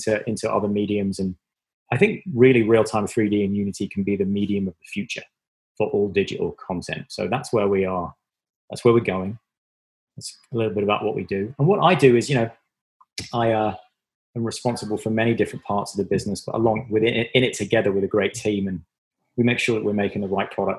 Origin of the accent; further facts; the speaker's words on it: Devon, South West England, United Kingdom; moved away; It's from England. It's from the very southwest of England. I was born in Devon. It was a very rural community. I grew up, the places I grew up in England they're not even called villages.